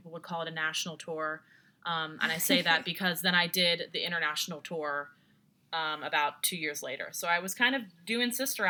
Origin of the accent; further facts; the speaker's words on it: West Chester, Pennsylvania, United States; also born or lived in Unionville, Pennsylvania; Yeah, so I grew up in Westchester or the Unionville, Pennsylvania, both, I guess, which is about 45 minutes southwest of Philadelphia. So not too far from here.